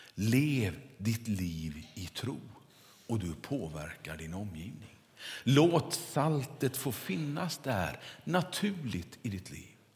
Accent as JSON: {"language": "Swedish", "area": "near Kungälv", "region": "Västra Götaland", "country": "Sweden", "tie": "born or raised there", "said": "Där jag kommer ifrån västkusten så växte man ju upp"}